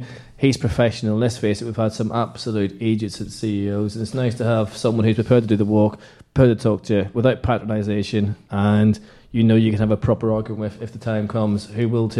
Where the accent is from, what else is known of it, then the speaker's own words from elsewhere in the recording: London, United Kingdom; also born or lived in Ireland; You're like me, you're a North Londoner, even though I'm Irish.